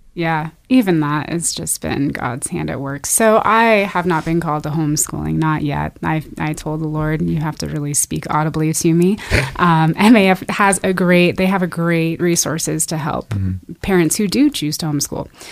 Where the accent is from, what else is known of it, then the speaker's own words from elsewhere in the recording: Spokane, Washington, United States; moved away as an adult; now in Nampa, United States; I was born and raised in Spokane.